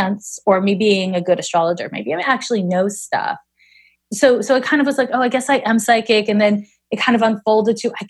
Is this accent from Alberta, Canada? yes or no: no; Montreal, Quebec, Canada; moved away as an adult; also born or lived in San Francisco; I'm from Montreal, where everybody is just like, meh